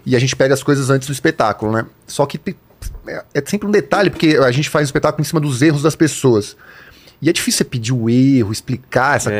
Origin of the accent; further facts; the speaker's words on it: Mauá, São Paulo, Brazil; also born or lived in Zona Oeste, São Paulo; now in São Paulo, Brazil; Sou de Mauá, que também não falo mais, agora eu tô morando na Zona Oeste